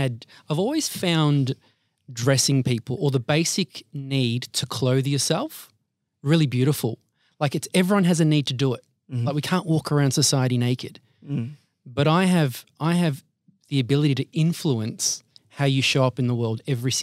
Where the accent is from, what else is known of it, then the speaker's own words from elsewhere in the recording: Altona, Victoria, Australia; Yeah, so I'm the middle child of two Maltese immigrants. They moved here in 73. And I have two sisters and grew up in the west side of Melbourne, so suburbs of Altona, and now living and residing